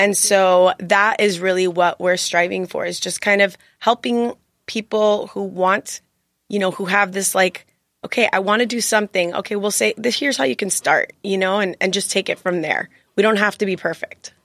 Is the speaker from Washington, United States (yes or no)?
no; Miami, Florida, United States; moved away as an adult; now in San Diego, United States; I'm actually an attorney, and I'm from Miami, Florida